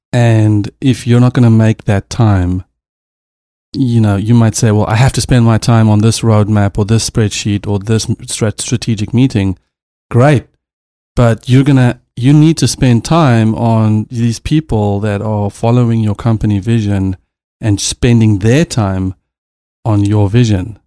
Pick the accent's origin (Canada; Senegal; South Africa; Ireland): South Africa; now in Los Angeles, United States; I'm a South African